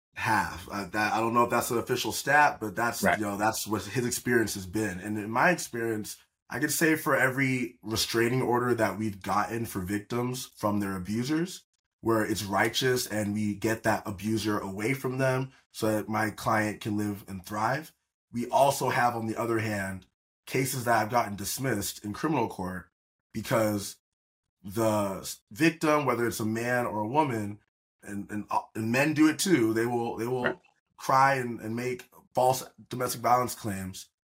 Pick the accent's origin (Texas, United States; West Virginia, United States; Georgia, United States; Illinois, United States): Georgia, United States; Atlanta; moved away as an adult; also born or lived in Auburn, Alabama / Malibu, California; now in California, United States; I was raised in Atlanta, Georgia.